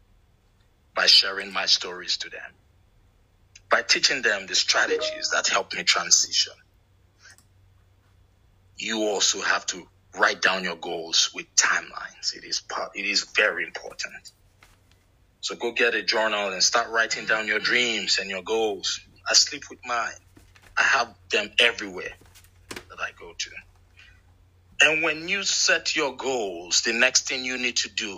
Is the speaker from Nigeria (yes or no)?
yes; Nigeria; now in Atlanta, United States; I am originally from Nigeria, but I am based in Atlanta, Georgia.